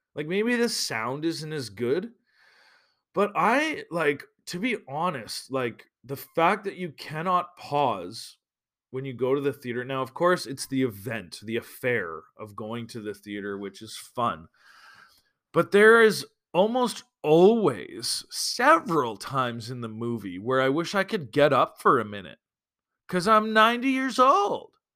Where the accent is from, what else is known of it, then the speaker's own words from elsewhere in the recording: Alberta, Canada; moved away; I'm from Alberta